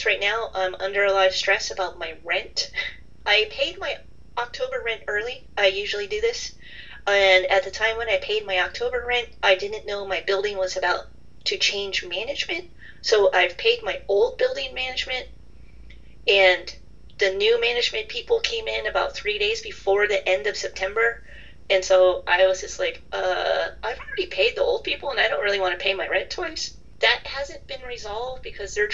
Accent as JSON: {"language": "English", "region": "California", "country": "United States", "tie": "born or raised there", "moved": "yes", "said": "growing up in California, where we did not have seasons"}